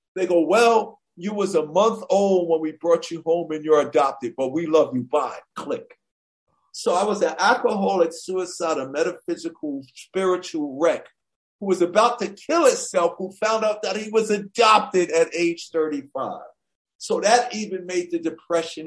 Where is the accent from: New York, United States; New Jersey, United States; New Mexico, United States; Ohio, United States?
New York, United States; New York City; growing up in Hollis, Queens, New York